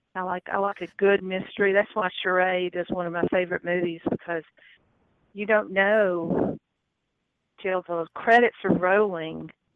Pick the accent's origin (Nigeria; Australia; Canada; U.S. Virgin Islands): Nigeria; born there; Remember though, I was born in Nigeria, and there was a big British influence in Nigeria, so we had proper tea time.